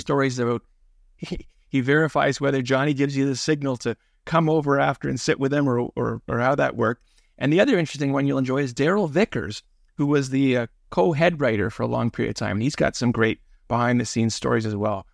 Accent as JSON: {"language": "English", "town": "Toronto", "region": "Ontario", "country": "Canada", "tie": "born or raised there", "said": "growing up in the Willowdale Postal District of Mel Aspen's North York"}